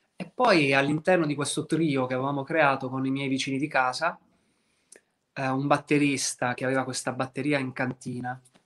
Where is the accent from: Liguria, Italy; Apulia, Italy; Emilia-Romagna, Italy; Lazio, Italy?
Apulia, Italy; da pugliese